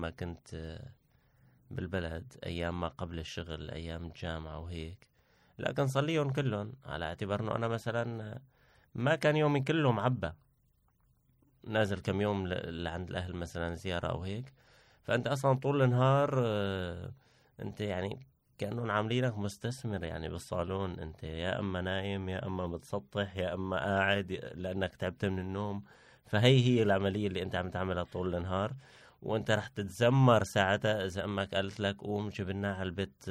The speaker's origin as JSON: {"language": "Arabic", "country": "Syria", "moved": "yes", "lives_now": "Turkey", "said": "معروفة عنا كسوريين"}